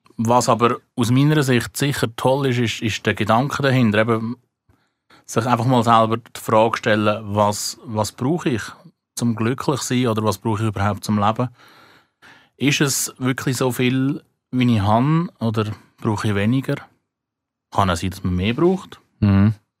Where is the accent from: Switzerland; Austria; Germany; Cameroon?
Switzerland; bei uns in der Schweiz